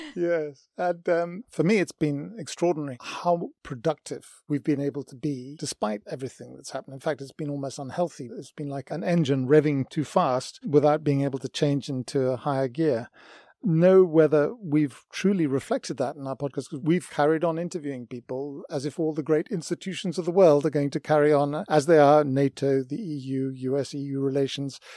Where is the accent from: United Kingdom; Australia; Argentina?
United Kingdom; Myself, as a British person